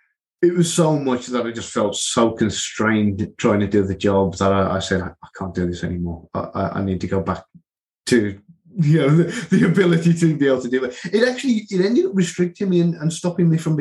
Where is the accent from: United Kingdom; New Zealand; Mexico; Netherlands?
United Kingdom; Midlands; moved away; my hometown in the Midlands